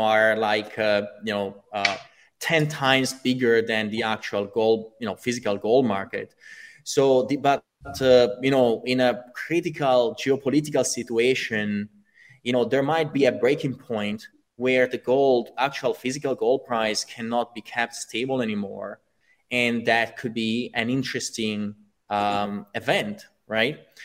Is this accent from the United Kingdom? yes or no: no; Italy; I come from Italy